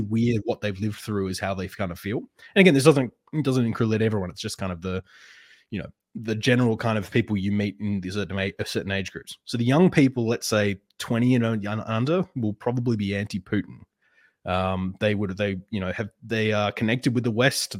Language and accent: English; Perth, Western Australia, Australia; Perth, which is my hometown